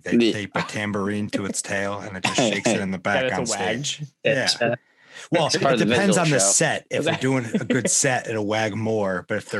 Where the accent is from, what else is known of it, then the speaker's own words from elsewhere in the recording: Watertown, Connecticut, United States; I'm from Watertown, which is down by Waterbury.